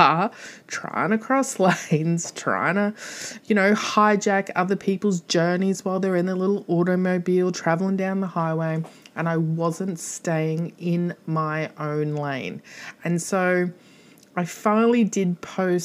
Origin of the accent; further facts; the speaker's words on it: Australia; I'm Australian.